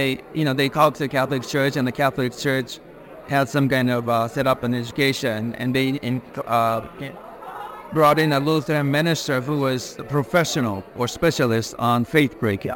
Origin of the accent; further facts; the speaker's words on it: Tokyo, Japan; also born or lived in Sydney, Australia / New York, United States; I was born in Sydney, raised in Tokyo and in New York.